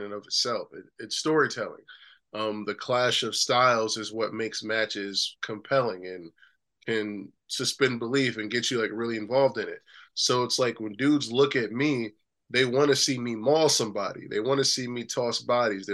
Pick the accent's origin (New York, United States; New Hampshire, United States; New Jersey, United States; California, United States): New York, United States; also born or lived in Long Island; now in Erie, United States; I live in Erie, Pennsylvania now, but I grew up in New York